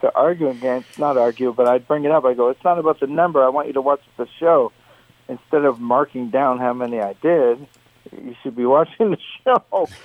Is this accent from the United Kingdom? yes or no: no; Canada